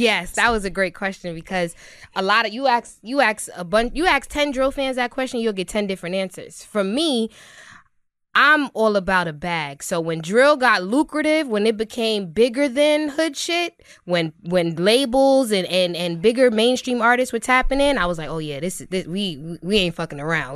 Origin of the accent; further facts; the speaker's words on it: New York City, New York, United States; I'm from Brooklyn, New York, born and raised, best city on earth